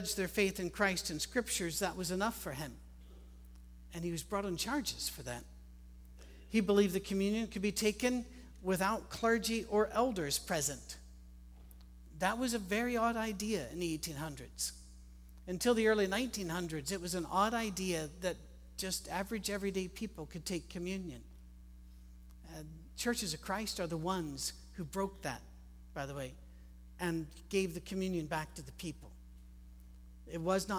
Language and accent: English; Scotland, United Kingdom; I'm Scottish with an Irish mother